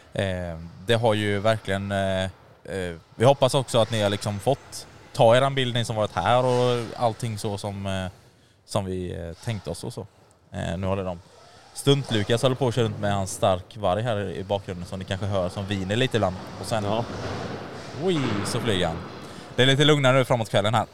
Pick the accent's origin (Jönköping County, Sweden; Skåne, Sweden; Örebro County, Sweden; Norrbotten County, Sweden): Jönköping County, Sweden; Jönköping; Vi kommer från Jönköping vi tre